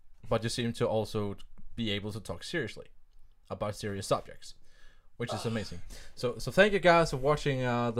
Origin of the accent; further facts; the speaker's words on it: Denmark; English is a second language; English isn't really our first language. It's my third language